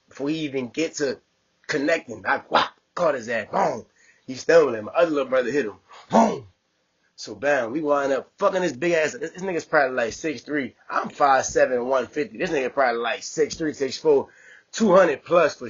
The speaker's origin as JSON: {"language": "English", "town": "New Orleans", "region": "Louisiana", "country": "United States", "tie": "born or raised there", "also_born_or_lived": "Texas", "moved": "yes", "lives_now": "Bay Area, United States", "said": "I'm from New Orleans"}